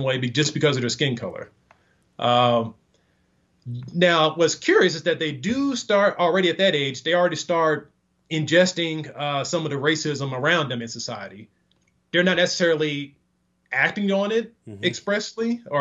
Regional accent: Texas, United States; My home state, Texas

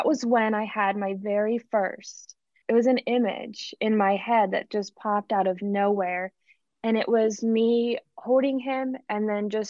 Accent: Pennsylvania, United States; now in Mississippi, United States; My dad and my stepmom, I'm from Pennsylvania, so they still live in Pennsylvania.

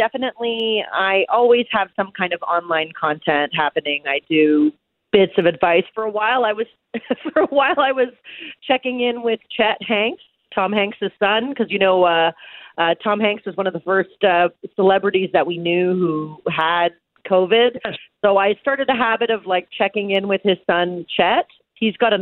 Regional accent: Canada; I am a Canadian artist

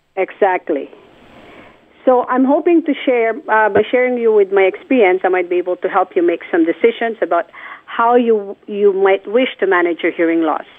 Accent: Philippines; born or raised there; moved away

